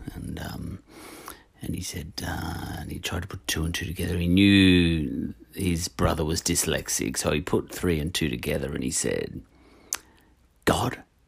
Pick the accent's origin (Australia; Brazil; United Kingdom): Australia; We Australians